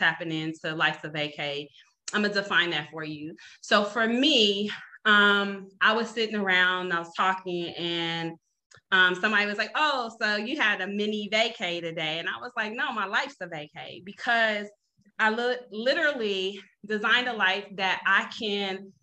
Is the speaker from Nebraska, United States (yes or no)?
yes; Omaha, Nebraska, United States; I'm from Omaha, Nebraska, born and raised